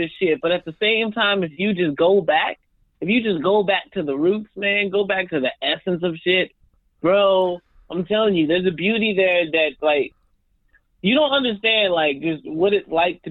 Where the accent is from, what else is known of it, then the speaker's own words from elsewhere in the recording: Albuquerque, New Mexico, United States; moved away as an adult; now in New York City, United States; I'm from New Mexico, man. I'm not from the city